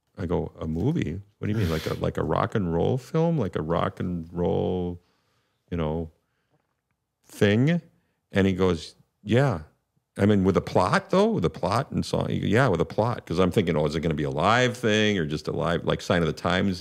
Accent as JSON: {"language": "English", "town": "St. Louis Park", "region": "Minnesota", "country": "United States", "tie": "born or raised there", "said": "in my hometown actually, in my home suburb"}